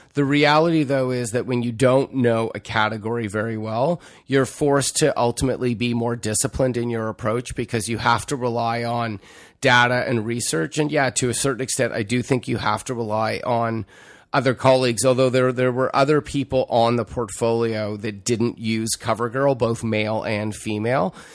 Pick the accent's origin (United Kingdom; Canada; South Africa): Canada; Toronto, Ontario; also born or lived in Montreal, Quebec; I left when I was two, so I don't have much recollection of that other than good hockey and good bagels. Growing up in Toronto, frankly, was great